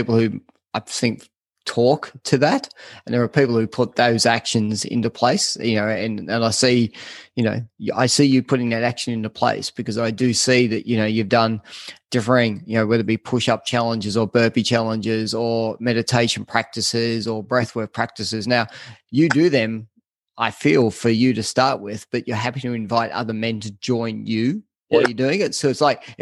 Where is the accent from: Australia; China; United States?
Australia; us Australians